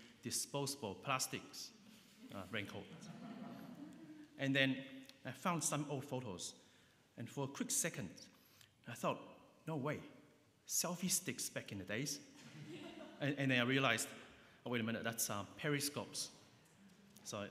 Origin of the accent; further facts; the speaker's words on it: New Zealand; now in London, United Kingdom; I grew up in New Zealand